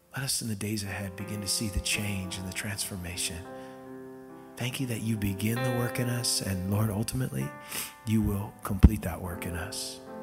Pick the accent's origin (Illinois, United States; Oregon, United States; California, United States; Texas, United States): California, United States; Costa Mesa; the church that I grew up in there in Costa Mesa, California